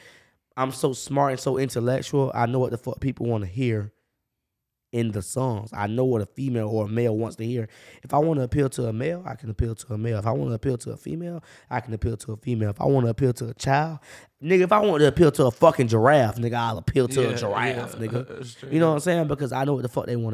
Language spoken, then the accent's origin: English; Jacksonville, Florida, United States; I'm from the north side. I grew up on 1917